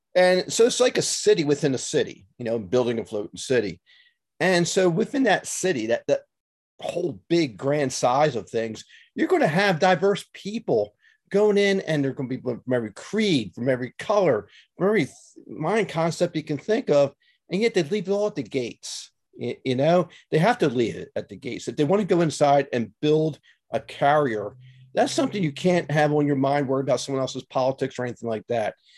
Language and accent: English; Philadelphia, Pennsylvania, United States; moved away as an adult; also born or lived in Newport News; I grew up in Philly